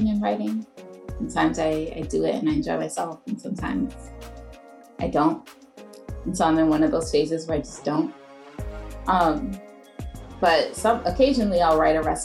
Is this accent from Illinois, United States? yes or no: no; New York City, New York, United States; I'm from the Bronx, New York.